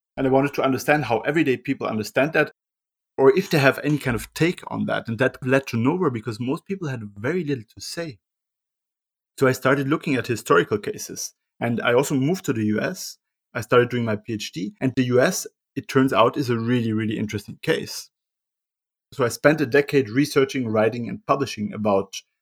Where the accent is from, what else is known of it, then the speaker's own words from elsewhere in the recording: Austria; I grew up in Europe, in Euroland, in Austria